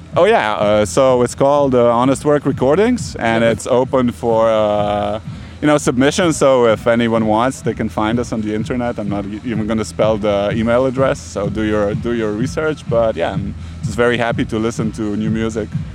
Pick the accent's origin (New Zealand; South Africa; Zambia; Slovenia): Slovenia; Ljubljana; moved away; I'm from Ljubljana. Uh, I live in Ljubljana now again